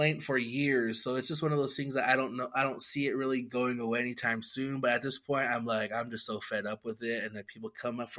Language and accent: English; Lapwai, Idaho, United States; I'm from Lapway